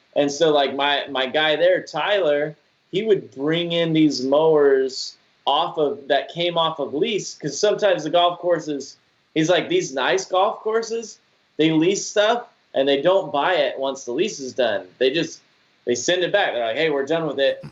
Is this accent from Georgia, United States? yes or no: yes; Georgia, United States; moved away as an adult; also born or lived in Utah; now in Florida, United States; I was born and raised in Georgia